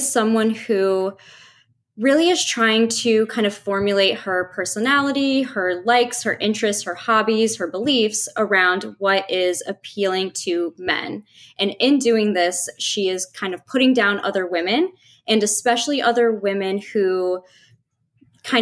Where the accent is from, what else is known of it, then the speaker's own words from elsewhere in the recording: Midwest, United States; growing up in the Midwest